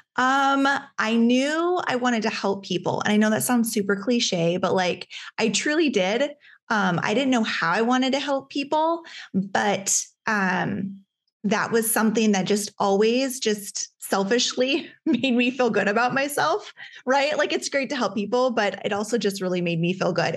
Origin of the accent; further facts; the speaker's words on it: Alaska, United States; I grew up in Alaska